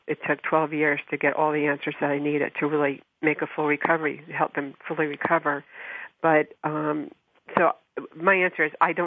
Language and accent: English; New Jersey, United States; I grew up in New Jersey